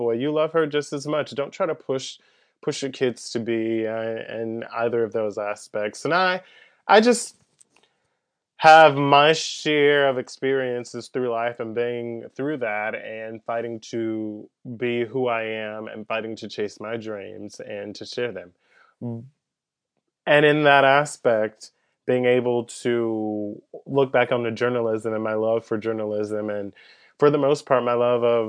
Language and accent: English; Pensacola, Florida, United States; also born or lived in Andalusia, Alabama; I grew up in Pensacola, Florida. I was born in Andalusia, Alabama